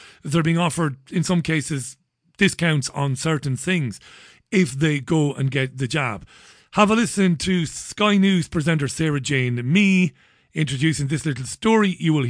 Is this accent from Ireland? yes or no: yes; Waterford, Munster, Ireland; I come from Ballybeg in Waterford City. Working class boy. My family were factory workers.